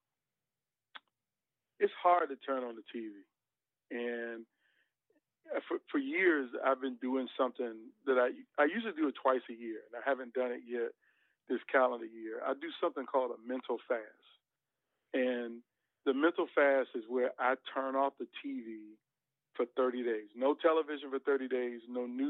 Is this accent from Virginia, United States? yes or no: yes; Norfolk, Virginia, United States; moved away as an adult; also born or lived in Portsmouth, Virginia; now in South Carolina, United States; born in Portsmouth. I went to elementary school in Norfolk. So I really consider Norfolk home